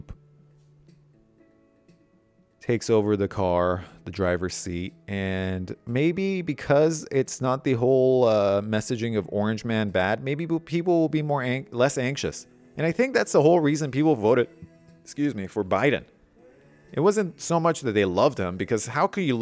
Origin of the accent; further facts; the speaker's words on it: Iran; moved away; I grew up in Iran.